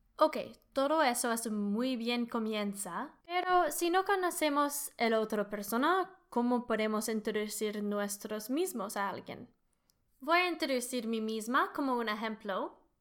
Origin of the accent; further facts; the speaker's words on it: Canada; Spanish is a second language; I'm an engineer from Canada. soy ingeniera de Canadá. También puedo decir soy canadiense, I'm Canadian.